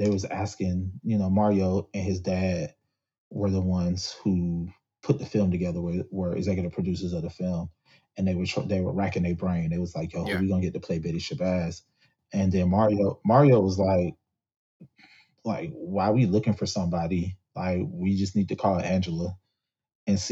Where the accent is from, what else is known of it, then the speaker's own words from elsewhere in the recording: Atlanta, Georgia, United States; I come from Atlanta. Like, Atlanta is the home of MLK